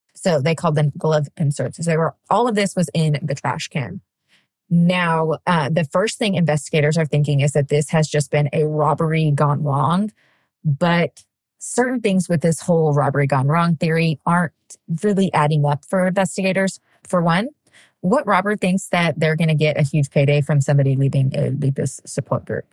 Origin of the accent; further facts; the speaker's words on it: Wall, Texas, United States; I grew up right outside San Angelo, Texas, in a really, really, really tiny town called Wall, Texas